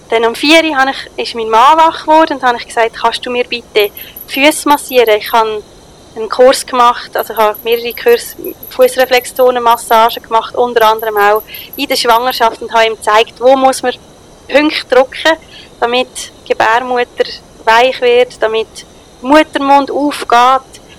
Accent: Switzerland; Ich als Schweizerin habe doch keine Ahnung, wie man sinnlich tanzt.

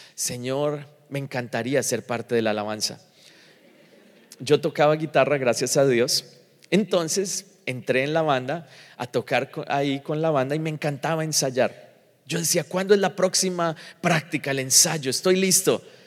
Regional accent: Colombia; moved away; also born or lived in Miami; a nosotros en general, los colombianos

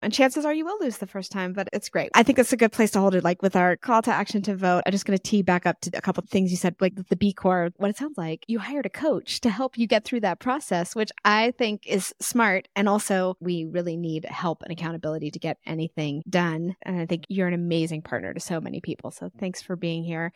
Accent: Texas, United States; I'm from Texas

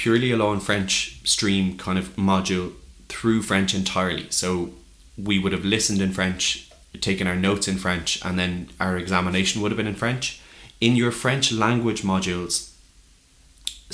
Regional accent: Tipperary, Munster, Ireland; moved away as an adult; also born or lived in Cork; I'm from Tip.

